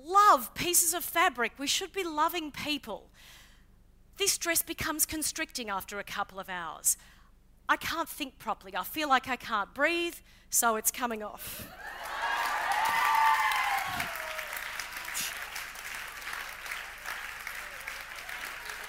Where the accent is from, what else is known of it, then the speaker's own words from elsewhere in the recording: Queensland, Australia; I grew up in Queensland